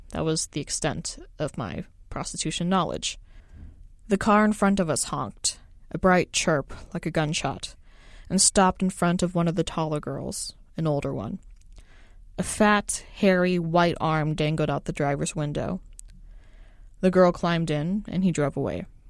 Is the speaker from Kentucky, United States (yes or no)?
yes; Kentucky, United States; we're from Kentucky